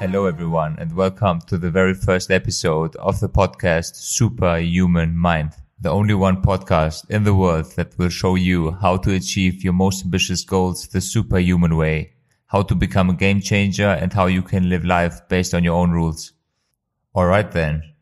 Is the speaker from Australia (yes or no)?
no; Kosovo; now in Germany; I am originally from Kosovo but living in Germany